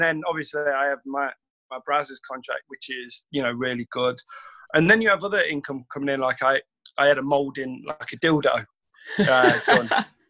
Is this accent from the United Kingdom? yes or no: yes; Derby, East Midlands, United Kingdom; Oh, mate, listen, Little Over boy through and through. Went to St. Benedict's, so a good Catholic boy, aren't I?